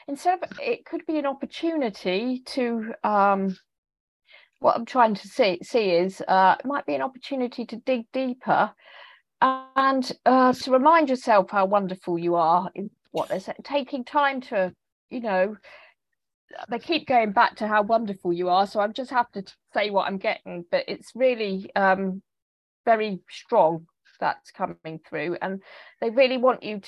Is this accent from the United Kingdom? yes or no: yes; England, United Kingdom; accent: English; my English accent